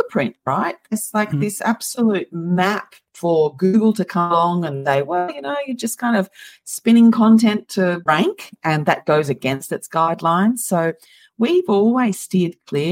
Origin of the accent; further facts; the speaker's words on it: Moss Vale, New South Wales, Australia; I'm from Australia. So I'm from a tiny little town called Moss Vale